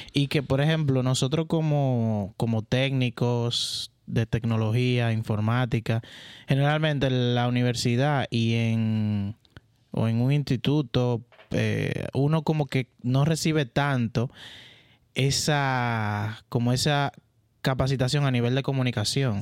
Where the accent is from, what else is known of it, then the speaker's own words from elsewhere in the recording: San Juan de la Maguana, San Juan, Dominican Republic; Nací en San Juan de la Maguana